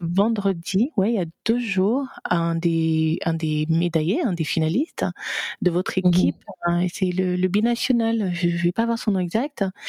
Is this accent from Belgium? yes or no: no; Gabon; moved away; also born or lived in France / United States; je suis gabonaise